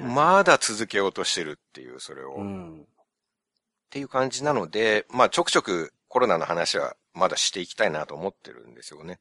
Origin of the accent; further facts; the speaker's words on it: Japan; 日本で生まれ育った日本人